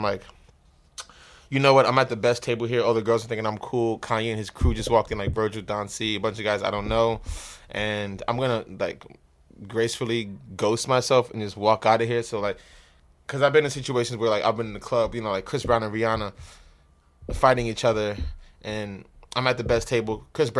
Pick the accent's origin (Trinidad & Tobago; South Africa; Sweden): Trinidad & Tobago; Yeah, because that's like I'm from Trinidad, so it's like the African way of living. Like everybody lives around each other.